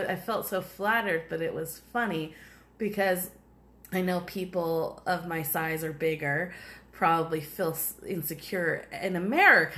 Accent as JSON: {"language": "English", "country": "United States", "said": "we're American"}